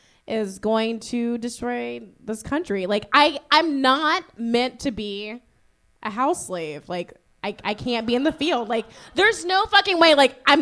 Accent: Virginia, United States; I am from Virginia

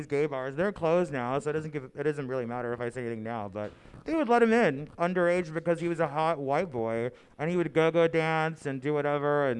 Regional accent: Maryland, United States; I grew up in Maryland, so I've always been DMV proper

